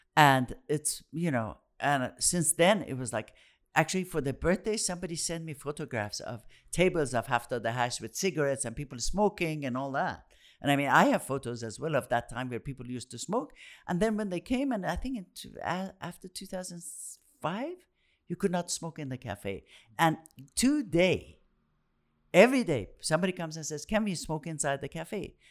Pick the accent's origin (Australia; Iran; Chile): Iran; Tehran, Tehran Province; growing up in Tehran, the center of the action was that whole area